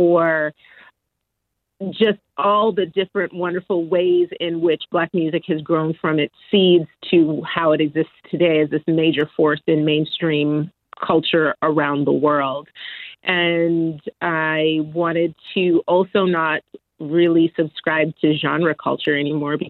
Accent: Edmonton, Alberta, Canada; growing up in Edmonton, there wasn't really anything for

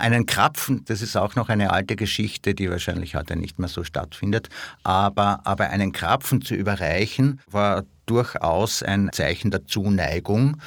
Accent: Villach, Carinthia, Austria; dort, wo ich herkomme, nämlich in Villach

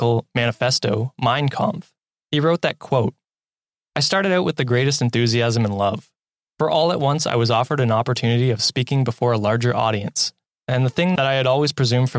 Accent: Canada; As a Canadian

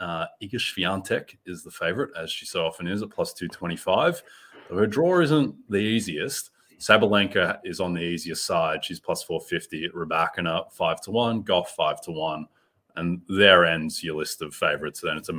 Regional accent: Melbourne, Victoria, Australia; In my hometown of Melbourne, I used to love the Aussie Open as a kid

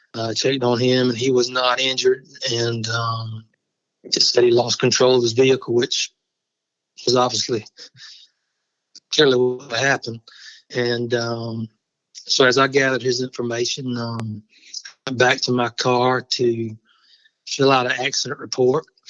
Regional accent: Barnwell, South Carolina, United States; I grew up in Barnwell, which is where I am now.

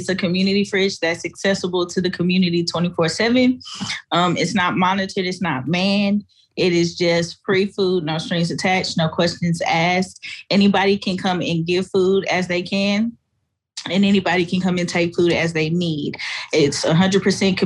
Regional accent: Fort Worth, Texas, United States; I grew up in the projects. I grew up in Stop Six. I grew up in an apartheid community in Fort Worth

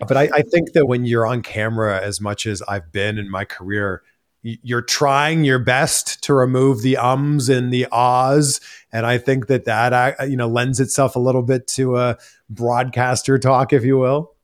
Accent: Pickering, Ontario, Canada; moved away as an adult; also born or lived in Toronto, Canada; now in United States; it's Toronto, it's actually Pickering.

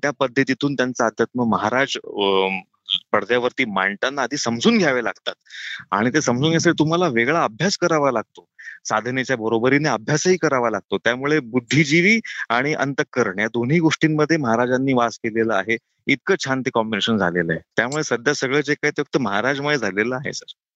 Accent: Nashik, Maharashtra, India; अनेक वर्षांपासून मी नाशिकमध्ये आहे नाशिकचं आहे

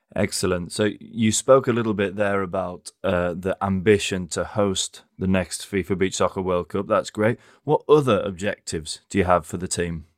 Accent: England, United Kingdom; as an Englishman

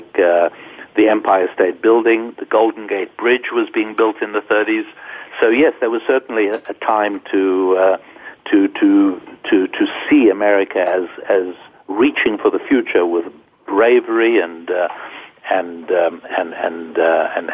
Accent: Johannesburg, Gauteng, South Africa; also born or lived in London, United Kingdom / Jerusalem; now in United States; I was born on the continent of Africa

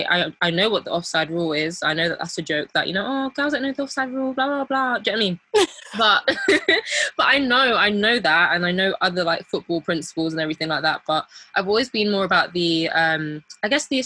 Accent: United Kingdom; despite our modern Black British Gen Z upbringing, our heritage, I would say, leans on the traditional side. So as we're both of Nigerian descent

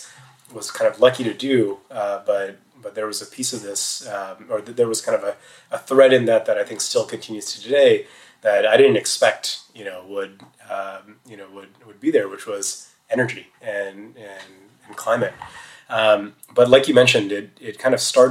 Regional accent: Bay Area, California, United States; growing up in the Bay Area

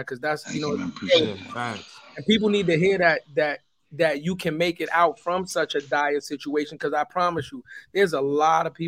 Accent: New York City, New York, United States; I'm from the Bronx

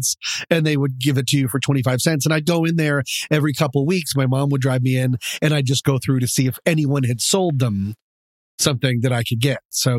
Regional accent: Boulder, Colorado, United States; Growing up in Boulder, Colorado

